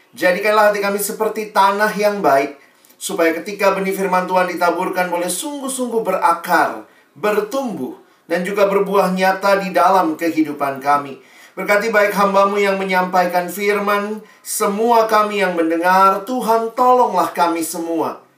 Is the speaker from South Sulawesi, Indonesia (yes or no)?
yes; Makassar, South Sulawesi, Indonesia; Saya dulu lahir besar di Makassar, dan itu memang buat kita di timur seringkali sulit ya, jaringan dan seterusnya.